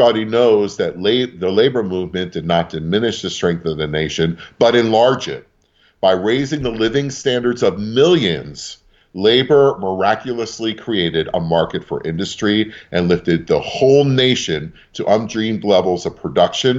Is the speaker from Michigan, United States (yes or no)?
no; New York City, New York, United States; also born or lived in northeast Pennsylvania; now in Pennsylvania, United States; I was born in Brooklyn. North 7th Street near Kent Avenue and Bedford Avenue. It was the Polish section back then. I went to PS 17